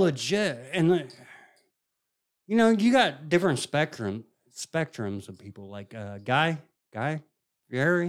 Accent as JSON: {"language": "English", "region": "Indiana", "country": "United States", "said": "I'm from Indiana and my mom's from Kentucky"}